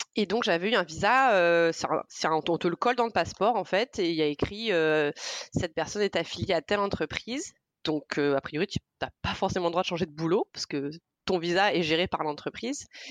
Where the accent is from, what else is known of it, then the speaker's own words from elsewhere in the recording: Provence-Alpes-Côte d'Azur, France; moved away as an adult; also born or lived in Brazil / Montpellier; now in Argentina; J'ai passé toute ma vie euh, en Provence, dans le sud de la France